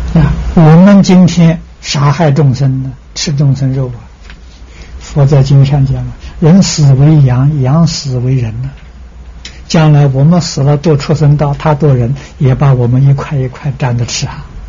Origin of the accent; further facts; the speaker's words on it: China; moved away; also born or lived in United States; 我们中国人